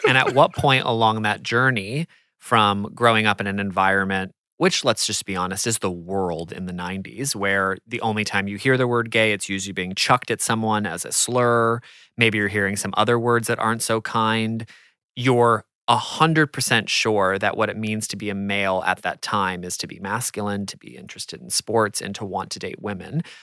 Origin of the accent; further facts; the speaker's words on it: United States; I'm American